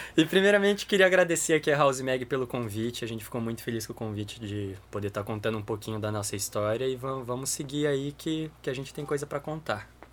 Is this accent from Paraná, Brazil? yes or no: yes; Maringá, Paraná, Brazil; also born or lived in Curitiba; eu sou curitibano, mas eu mudei para Maringá com 10 anos